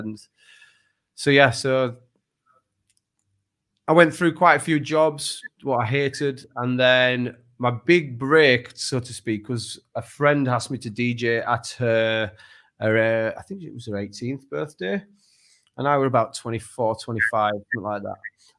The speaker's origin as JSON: {"language": "English", "town": "Leeds", "region": "Yorkshire and the Humber", "country": "United Kingdom", "said": "I'm from Leeds originally."}